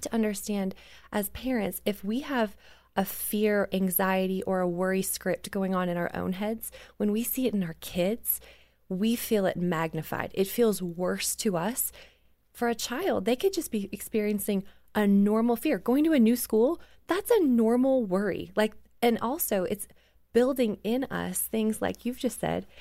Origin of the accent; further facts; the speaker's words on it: Canada; I grew up in Canada, right? So we're, like, wearing coats all the time